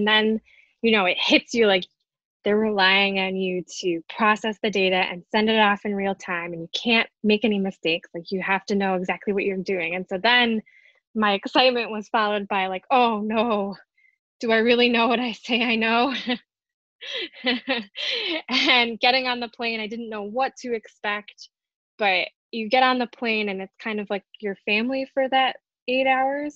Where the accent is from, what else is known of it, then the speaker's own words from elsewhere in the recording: outside Detroit, Michigan, United States; moved away; I grew up in Michigan, so I didn't even really know anything about hurricanes growing up outside Detroit